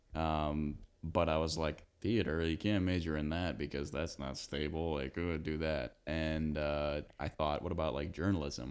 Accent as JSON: {"language": "English", "town": "Big Rock", "region": "Illinois", "country": "United States", "tie": "born or raised there", "moved": "as an adult", "lives_now": "Bloomington, United States", "said": "growing up in Big Rock"}